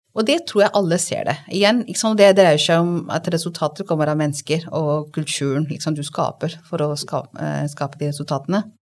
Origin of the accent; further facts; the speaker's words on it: Delhi, India; Norwegian is a second language; moved away as an adult; now in Norway; Jeg er født og oppvokst i India, i Delhi.